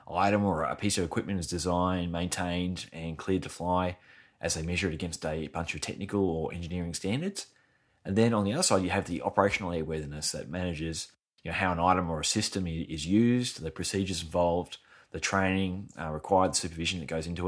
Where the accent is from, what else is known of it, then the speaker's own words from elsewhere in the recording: Brisbane, Queensland, Australia; my hometown, Brisbane in Australia